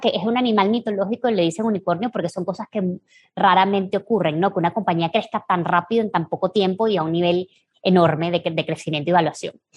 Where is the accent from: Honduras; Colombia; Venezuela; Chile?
Venezuela; moved away; nosotros tres venimos de Venezuela